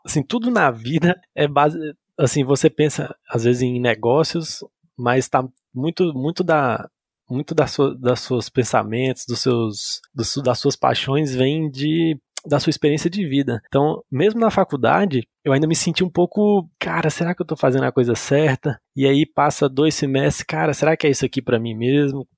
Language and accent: Portuguese; Montes Claros, Minas Gerais, Brazil; moved away as an adult; now in Brasília, Brazil; eu me vi em Montes Claros sem, sem oportunidade, sem pra onde ir